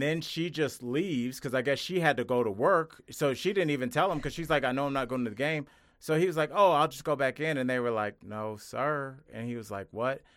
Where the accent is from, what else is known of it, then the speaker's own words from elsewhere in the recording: Ohio, United States; I'm from Ohio.